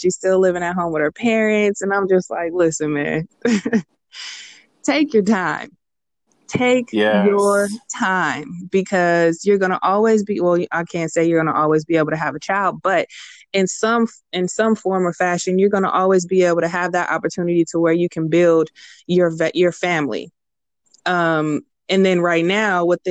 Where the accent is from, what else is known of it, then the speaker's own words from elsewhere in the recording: Richmond, California, United States; now in San Leandro, United States; I'm from Richmond.